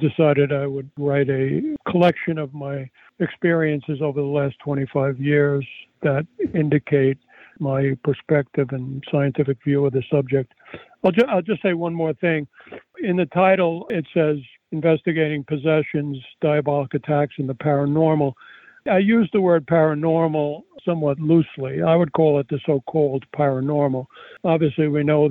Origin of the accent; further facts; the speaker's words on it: United States; I'm a American Yale-trained doctor